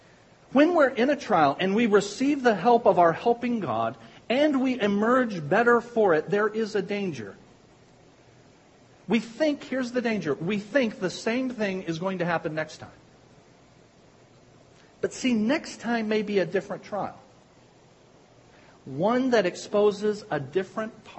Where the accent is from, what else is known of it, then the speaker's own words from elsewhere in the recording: Pikeville, United States; accent: Pikevillian; with my Pikevillian accent